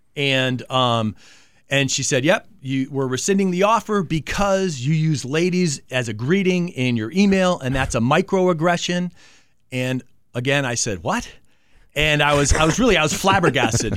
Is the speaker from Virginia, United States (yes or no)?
no; Manchester, Connecticut, United States; moved away as an adult; also born or lived in Carson City, Nevada; grew up in Manchester, Connecticut